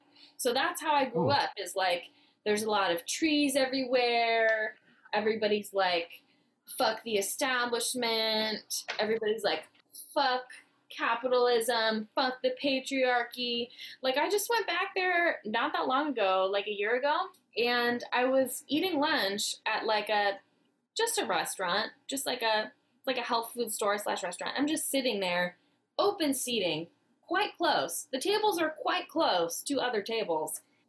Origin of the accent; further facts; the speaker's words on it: Fairfax, California, United States; now in Los Angeles, United States; I am from the bougie part of the Bay. I am from Fairfax, which is a hippie town in the middle of the bougie part of the Bay.